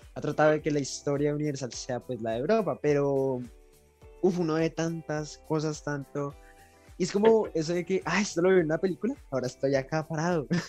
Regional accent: Colombia; nosotros como colombianos

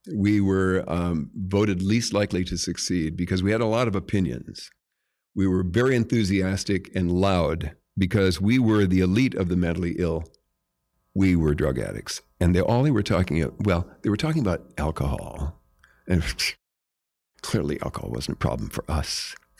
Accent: Jamestown, North Dakota, United States; moved away; I'm from Jamestown, North Dakota

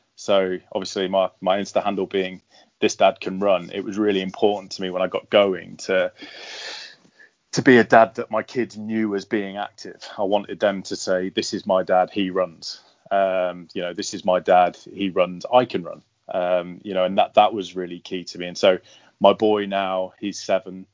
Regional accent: London, United Kingdom; my hometown

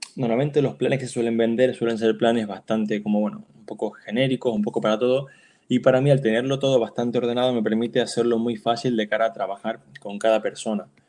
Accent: Canary Islands, Spain; also born or lived in Barcelona; now in Palma de Mallorca, Spain; yo soy de Canarias, pero vivo en Palma de Mallorca y también estudié en Barcelona

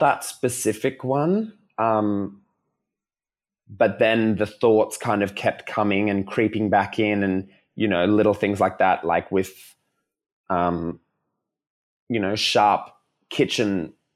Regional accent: Melbourne, Victoria, Australia; coming back to Melbourne 'cause I'm from Melbourne

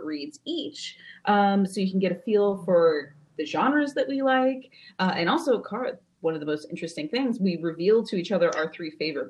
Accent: San Diego, California, United States; now in Orange County, United States; I am from San Diego and I do miss it dearly, but I actually live up in Orange County

